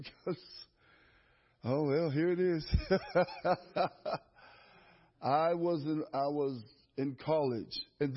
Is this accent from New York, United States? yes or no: no; Erie, Pennsylvania, United States; I'm born and raised in Erie, Pennsylvania